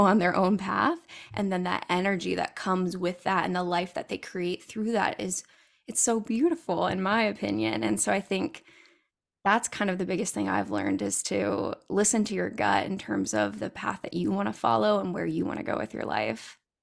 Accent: California, United States; I'm originally from California

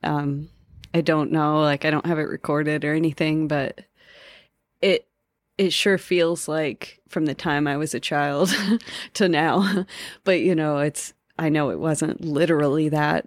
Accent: Denver, Colorado, United States; I'm from Colorado, currently live in Colorado still. Um, from Denver and have always lived here

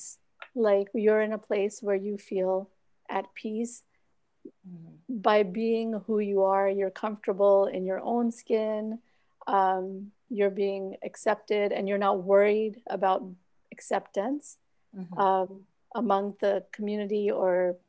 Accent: Orlando, Florida, United States; also born or lived in Pakistan / Pennsylvania / Virginia; I was born in Pakistan. I came here when I was about 3 years old. And then we used to live up north, Pennsylvania, Virginia. And then when I was 8, I moved to Orlando. And I've lived here since then

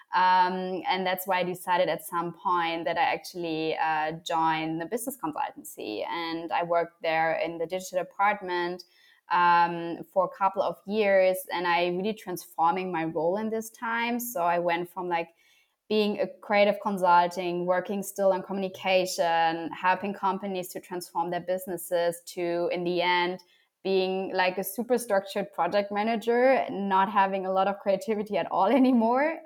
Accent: Germany; I was born and raised in Germany.

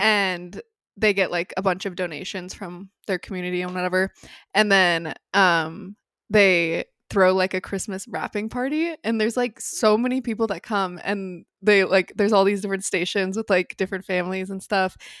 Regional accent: Phoenix, Arizona, United States; moved away; growing up in Phoenix

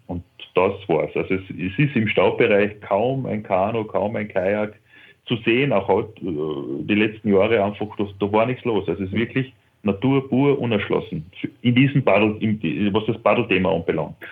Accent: Carinthia, Austria; das ist auch ein kleinerer See bei uns in Kärnten

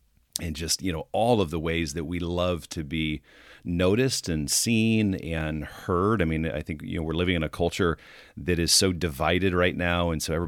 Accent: Fort Wayne, Indiana, United States; I grew up in Fort Wayne, Indiana, and went to Glenbrook Mall.

